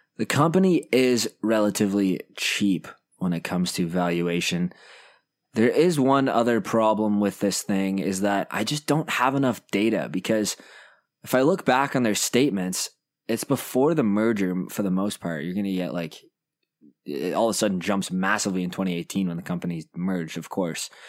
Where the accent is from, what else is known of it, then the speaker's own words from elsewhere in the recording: Canada; I'm a Canadian